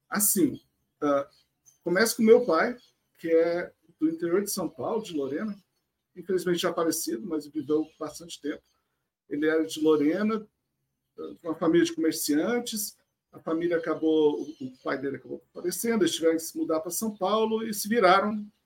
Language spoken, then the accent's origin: Portuguese; France; born there; Então, eu sou nascido na França, mas meu pai me registrou como brasileiro desde o início.